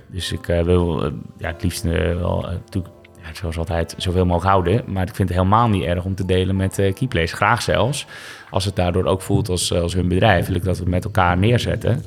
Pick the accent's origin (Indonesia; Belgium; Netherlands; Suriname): Netherlands; Westzaan, North Holland; moved away as an adult; also born or lived in Zaandam; now in Amsterdam, Netherlands; ik ben geboren in Westzaan, in de Zaanstreek dus. En dat ligt naast Zaandam. Uh, goede jeugd gehad